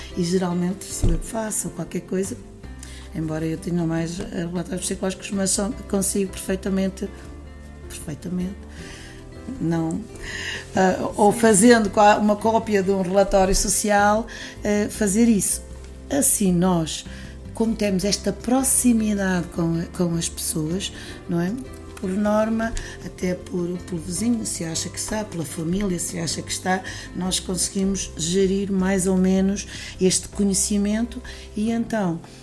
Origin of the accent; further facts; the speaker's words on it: Castelo de Paiva, Aveiro District, Portugal; moved away as an adult; also born or lived in Quarteira, Algarve; eu sou, sou natural aqui de, de Bairros, Castelo Paiva, e quando tinha 20 e poucos anos, saí daqui e fui residir no Algarve, eh, mais propriamente eh, em quarteira